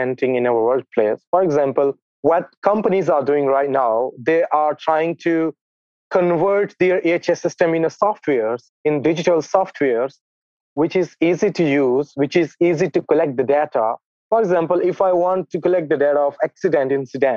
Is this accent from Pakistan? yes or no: yes; Pakistan; I'm from Pakistan